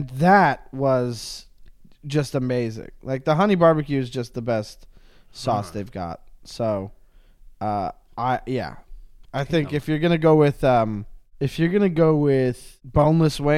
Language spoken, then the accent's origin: English; Montreal, Quebec, Canada; I'm from Montreal